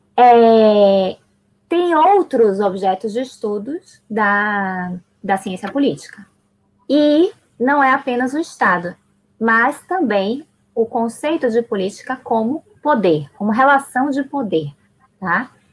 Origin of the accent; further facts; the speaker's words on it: Salvador, Bahia, Brazil; also born or lived in Buenos Aires, Argentina; eu nasci em Buenos Aires, cresci em Salvador e eu levo comigo duas culturas muito ricas